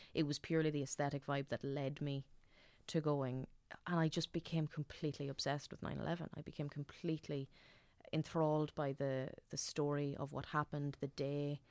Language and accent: English; Dundalk, Leinster, Ireland; I'm from Dundalk